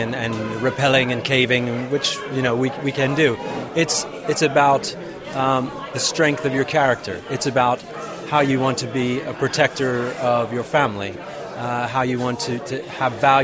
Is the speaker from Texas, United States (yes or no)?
no; New Jersey, United States; accent: American; moved away as an adult; by my American accent, I come from America, brought up in New Jersey in America